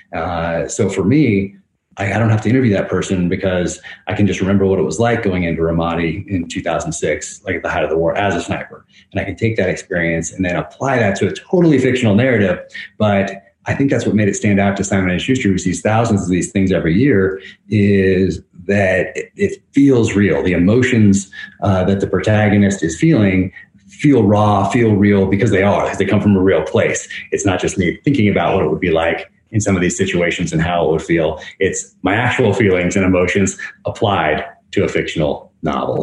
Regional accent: north of San Francisco, Northern California, United States; I grew up in Northern California

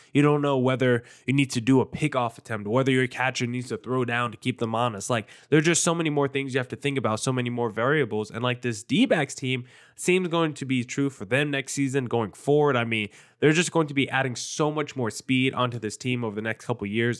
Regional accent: East Coast, United States; moved away; I grew up on the East Coast

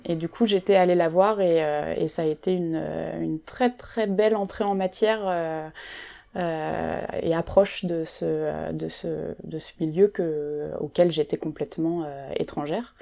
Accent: Nantes, Pays de la Loire, France; moved away as an adult; now in Paris, France; Je suis nantaise d'origine

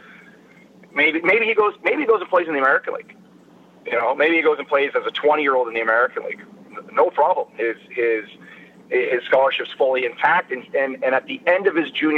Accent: Sarnia, Ontario, Canada; I grew up in Sarnia, the closest institution to me is Western

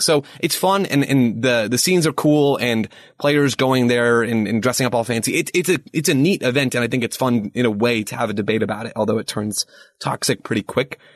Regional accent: United States; as an American

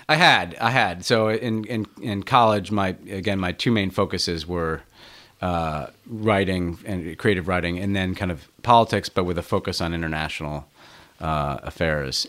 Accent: New York City, New York, United States; I grew up in New York City

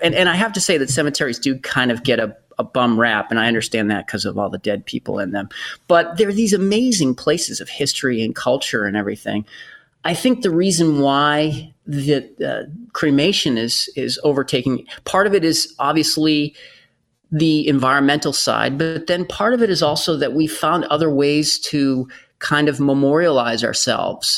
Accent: Bedford, Massachusetts, United States; my hometown in Bedford, Massachusetts

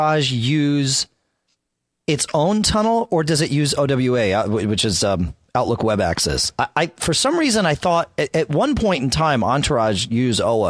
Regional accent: New England, United States; I grew up here in New England

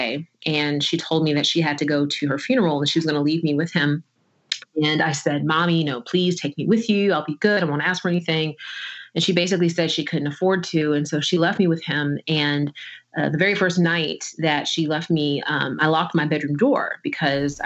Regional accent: New Jersey, United States; I was born in the summer of 1982 in New Jersey

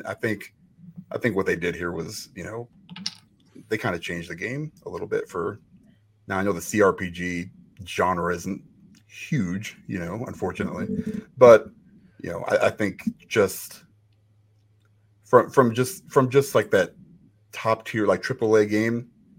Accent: Chicago, Illinois, United States; I'm also from Chicago.

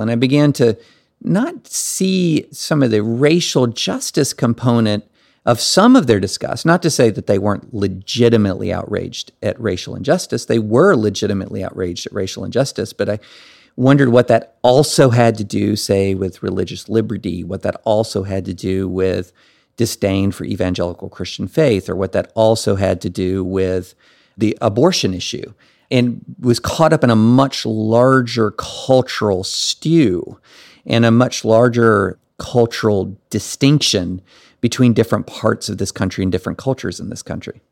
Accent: rural Kentucky, United States; moved away as an adult; also born or lived in Alabama / Tennessee / Nashville / Massachusetts; I grew up in rural Kentucky.

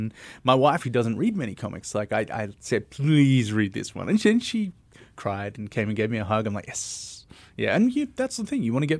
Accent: Melbourne, Victoria, Australia; And I come from Melbourne, so that's further than Sydney or Brisbane.

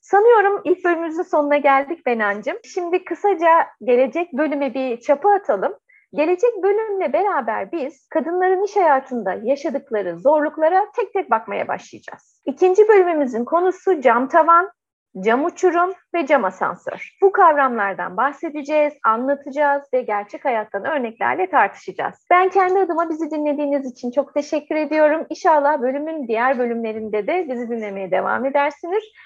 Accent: Turkey

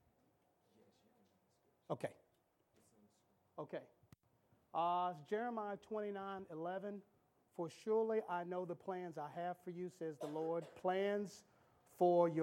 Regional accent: Cary, North Carolina, United States; I grew up in Cary

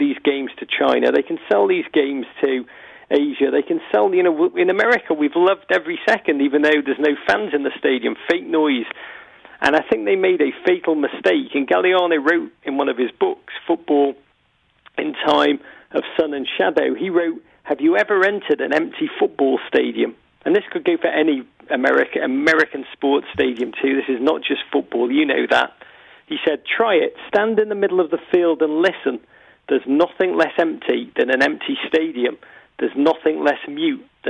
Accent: Liverpool, North West England, United Kingdom; I'm from Liverpool, Liverpudlian Scousers.

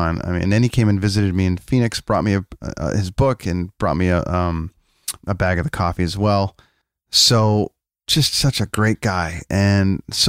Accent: Canada; I'm a guy from Canada with a coffee podcast

